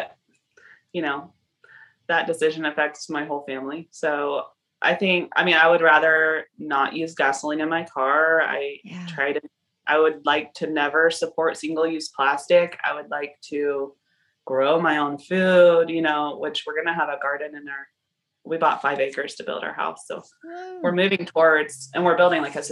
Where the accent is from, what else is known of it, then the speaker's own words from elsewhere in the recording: the South, United States; moved away as an adult; also born or lived in Costa Rica / Alaska / Canada; I was raised in the South